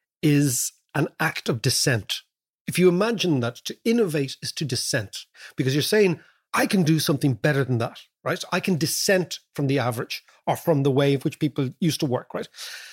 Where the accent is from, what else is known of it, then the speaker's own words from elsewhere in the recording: Ireland; moved away; And when we came from Ireland, they couldn't place us.